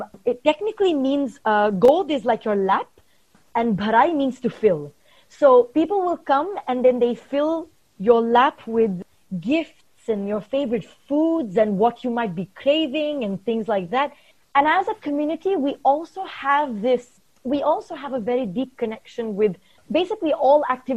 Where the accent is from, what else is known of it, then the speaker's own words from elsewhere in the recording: India; moved away; also born or lived in Oman; I'm from India, but I lived in Oman for 17 years